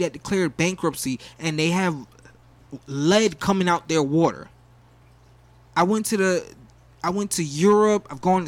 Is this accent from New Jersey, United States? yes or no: yes; New Jersey, United States; now in Broward County, United States; I'm originally from Jersey